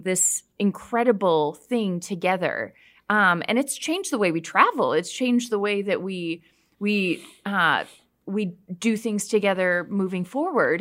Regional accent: Canada; I grew up hiking in Canada

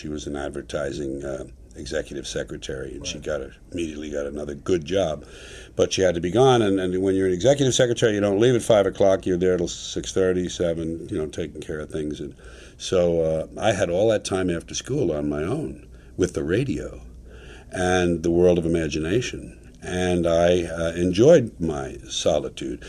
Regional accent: New York City, New York, United States; moved away as an adult; now in California, United States; I was born in Manhattan, New York City, New York County, New York State. Born there and raised there

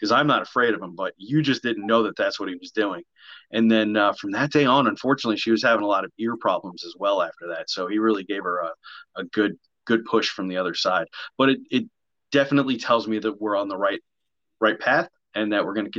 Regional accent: New Jersey, United States; I am from New Jersey

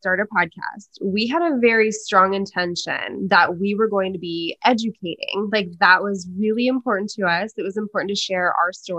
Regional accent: Midwest, United States; I'm from the Midwest, which happens also to have very little diversity. So all the people I know are basically white people that I grew up

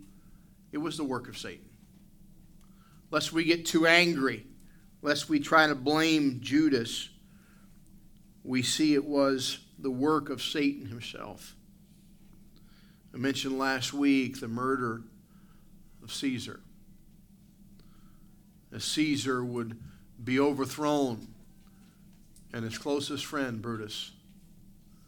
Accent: United States; now in Canada; I was born in the United States

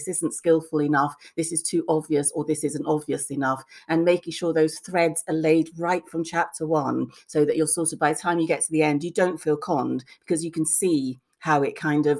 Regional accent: Lagos, Nigeria; also born or lived in Bristol; I went to Lagos before I was two, so I was born in Bristol, but I have no recollection of, I don't remember being two. So as far as I was concerned, I was brought up in Nigeria

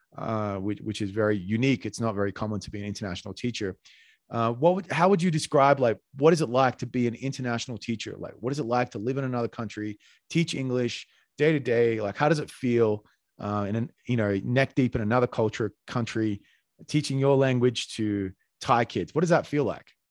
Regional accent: Australia; now in Colombia; I'm Australian

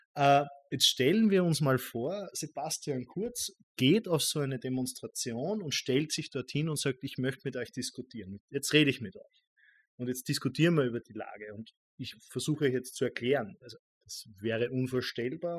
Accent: Austria; ich als Österreicher

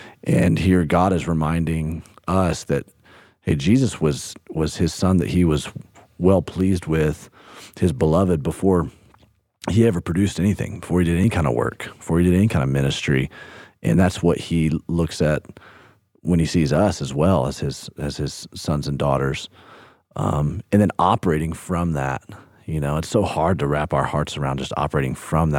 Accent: Birmingham, Alabama, United States; Hey, you know, I grew up in Birmingham, Alabama. So country music through and through.

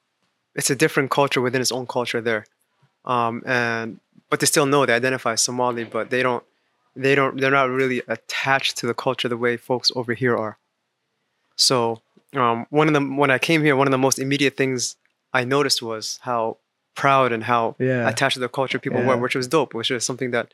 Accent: Virginia, United States; moved away; also born or lived in Washington, D.C.; So I was born in Washington, D.C., raised in Virginia.

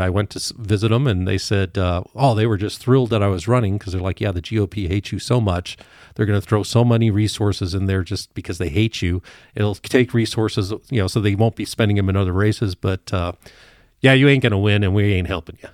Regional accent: Evergreen, Colorado, United States; also born or lived in Douglas County, Colorado; I grew up in Evergreen

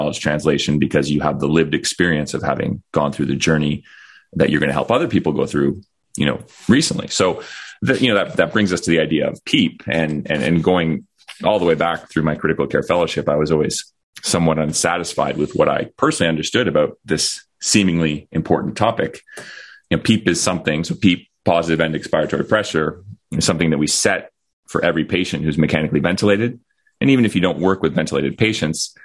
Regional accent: Ottawa, Ontario, Canada; moved away as an adult; I'm an intensivist from Ottawa, Canada. I was actually born here in Ottawa and then went off and did medical training in various places around the world. And I've settled back here over the last 9 years.

